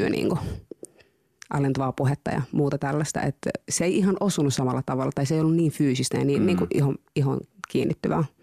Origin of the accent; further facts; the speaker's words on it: Tampere, Pirkanmaa, Finland; Monien vaiheiden kautta. Se on vähän pidempi tarina, mutta siis olen asunut Tampereella lapsuuteni